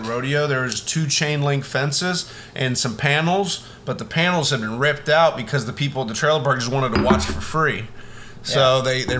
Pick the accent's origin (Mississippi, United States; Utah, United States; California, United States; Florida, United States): Florida, United States; South; I grew up in South Florida, and we were all like Dolphins fans.